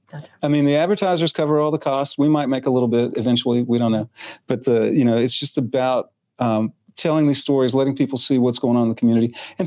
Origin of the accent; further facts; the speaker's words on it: Germany; now in Clarksville, United States; I was born in Germany.